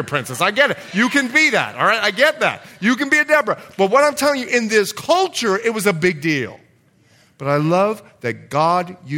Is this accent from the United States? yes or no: no; Bahamas; moved away; I'm from the Bahamas